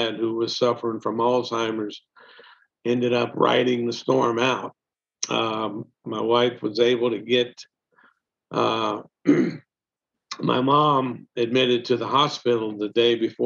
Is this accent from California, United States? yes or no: no; Mississippi Gulf Coast, United States; moved away as an adult; also born or lived in Nashville, Tennessee; we made a decision to move back home to the Mississippi Gulf Coast in 2002.